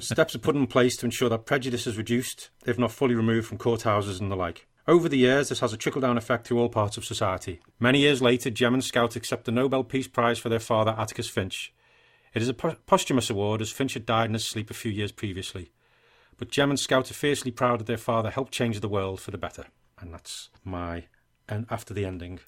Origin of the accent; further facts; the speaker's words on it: England, United Kingdom; I'm English